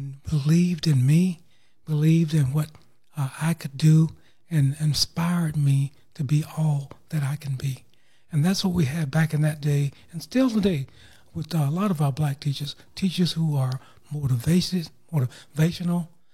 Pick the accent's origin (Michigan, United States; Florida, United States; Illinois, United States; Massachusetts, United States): Florida, United States; Tallahassee; I grew up here in Tallahassee on the south side in the Bond community